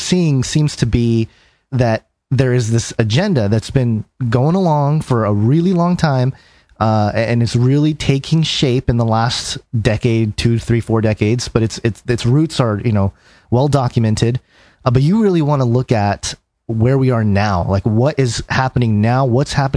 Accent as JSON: {"language": "English", "region": "Southern California", "country": "United States", "tie": "born or raised there", "said": "being an Asian American, you know, growing up in Southern California"}